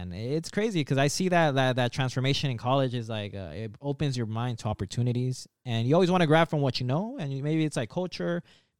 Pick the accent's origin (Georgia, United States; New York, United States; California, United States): California, United States; Anaheim; I'm from Anaheim, so they say, oh, you're from Orange County, which is true.